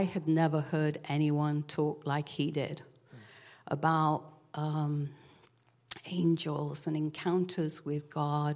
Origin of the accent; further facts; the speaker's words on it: England, United Kingdom; moved away; I grew up in England. And, you know, in England, we're kind of reserved